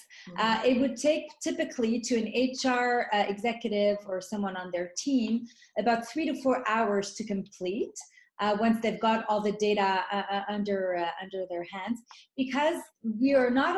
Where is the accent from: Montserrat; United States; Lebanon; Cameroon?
Lebanon; moved away; born in Lebanon. I grew up through the war